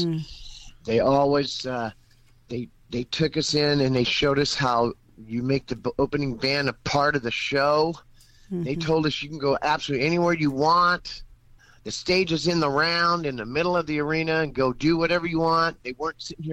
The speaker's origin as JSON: {"language": "English", "town": "Georgetown", "region": "California", "country": "United States", "tie": "born or raised there", "also_born_or_lived": "Texarkana / Broken Bow, Oklahoma / Idabel, Oklahoma", "said": "I'm just this boy from Texarkana. I grew up in Northern California, in Georgetown, California, and then moved to Broken Bow for a year, 5 years in Idabel, graduated major in FFA, come back to Georgetown"}